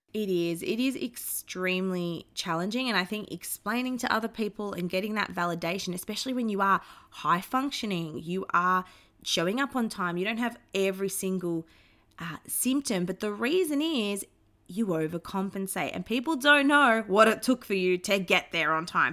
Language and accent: English; Melbourne, Victoria, Australia; I grew up in Melbourne, Australia